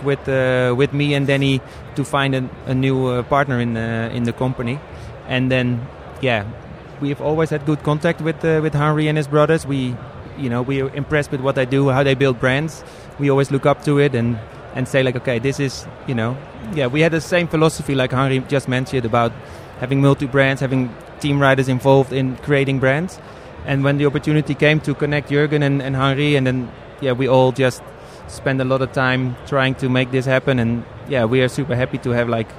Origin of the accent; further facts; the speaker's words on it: Amsterdam, North Holland, Netherlands; I'm from Amsterdam